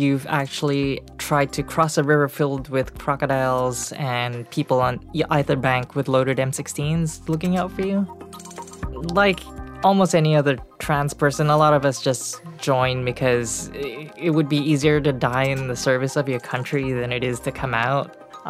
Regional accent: Singapore; moved away as an adult; now in United States; I was born in Singapore.

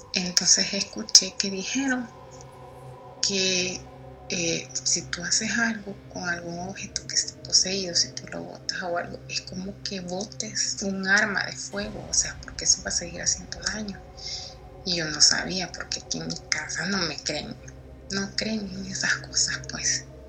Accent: El Salvador; yo soy de El Salvador

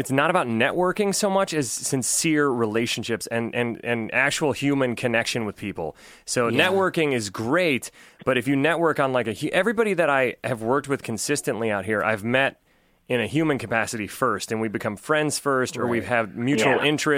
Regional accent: Ohio, United States; moved away; I'm from Ohio

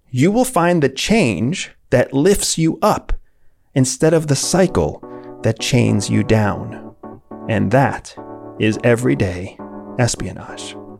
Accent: St. Petersburg, Florida, United States; my hometown of Saint Petersburg, Florida.

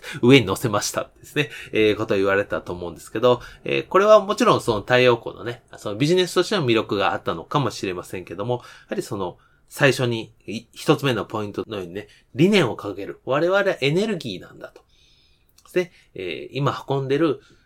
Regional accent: Kansai, Japan; 私関西ですけど

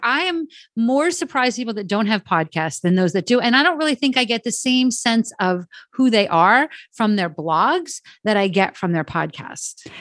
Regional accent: New Jersey, United States; I am from New Jersey

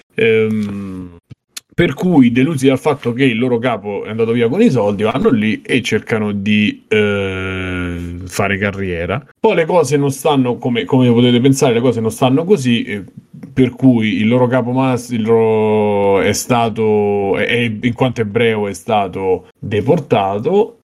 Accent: Rome, Lazio, Italy; da romano

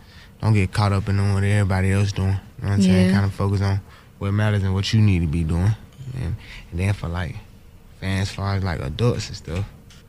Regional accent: Atlanta, Georgia, United States; I'm from Atlanta.

